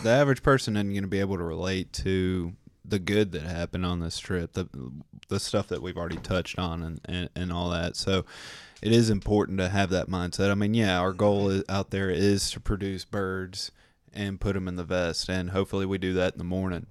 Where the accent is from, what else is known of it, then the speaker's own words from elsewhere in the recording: Tennessee, United States; we're from Tennessee